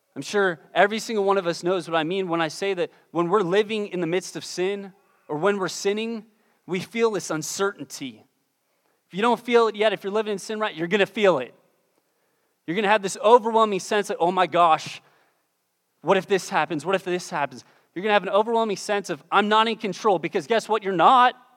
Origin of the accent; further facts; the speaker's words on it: Pittsburgh, Pennsylvania, United States; moved away; I'm originally from Pittsburgh, Pennsylvania